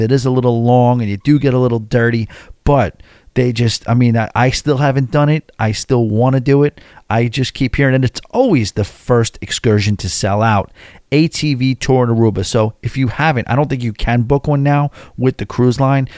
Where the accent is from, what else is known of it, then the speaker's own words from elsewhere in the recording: New York City, New York, United States; I'm from New York City